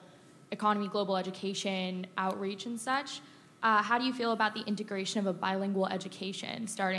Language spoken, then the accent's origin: English; Los Angeles, California, United States; moved away; I actually went to charter schools, but I'm from Los Angeles